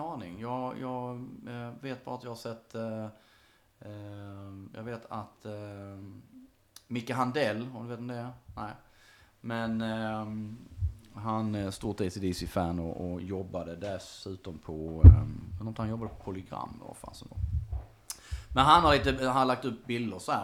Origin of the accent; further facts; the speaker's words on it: Munka-Ljungby, Skåne, Sweden; i lilla Munka Ljungby där jag växte upp